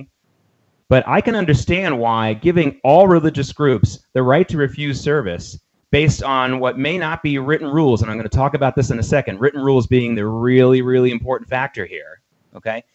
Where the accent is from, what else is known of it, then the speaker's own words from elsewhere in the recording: the South, United States; growing up in the South as a kid